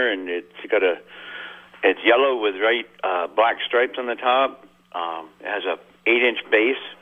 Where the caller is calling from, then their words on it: Jericho, Vermont, United States; from Jericho.